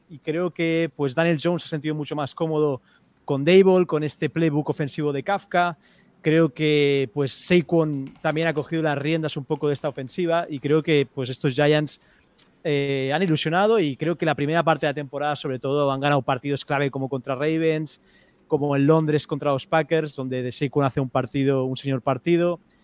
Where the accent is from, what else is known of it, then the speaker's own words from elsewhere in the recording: Spain; soy de España